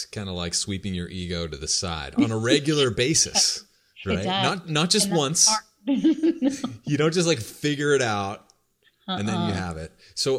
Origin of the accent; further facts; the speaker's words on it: New Hampshire, United States; moved away; I grew up in New Hampshire.